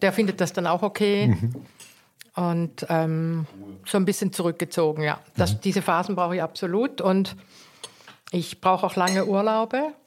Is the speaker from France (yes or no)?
no; Eastern Switzerland, Switzerland; also born or lived in South Tyrol; now in Cologne, Germany; ich bin ja in der Ostschweiz aufgewachsen und wusste immer schon, dass wir keine Schweizer sind.